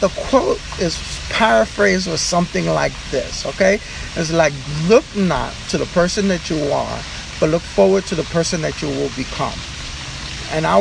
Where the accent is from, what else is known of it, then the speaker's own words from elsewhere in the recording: New York City, New York, United States; I was born and raised in Spanish Harlem